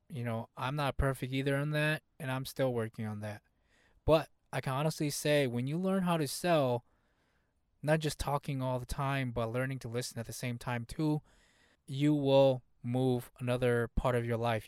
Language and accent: English; United States; first language Hmong; English is a second language; Even though I was born in the U S here, my family was not born in the U S here. So, English was kind of like my second language. Hmong was my first language.